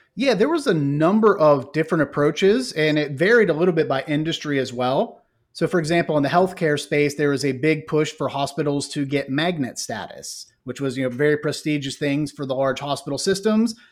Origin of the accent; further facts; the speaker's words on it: Ohio, United States; moved away as an adult; now in Fort Mill, United States; born and raised in Ohio.